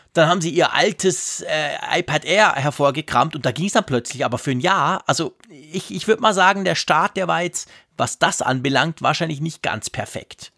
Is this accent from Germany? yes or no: no; Switzerland; bei uns in der Schweiz